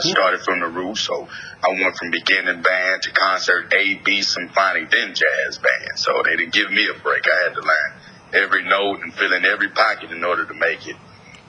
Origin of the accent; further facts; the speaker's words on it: Houston, Texas, United States; also born or lived in Philadelphia; I'm in Spunkstondelphia. I was born in Philadelphia. {S0} Yep. {S1} Raised in Houston, Texas.